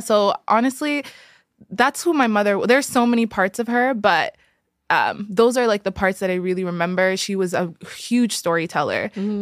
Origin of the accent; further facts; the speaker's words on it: Eritrea; I'm from Eritrea.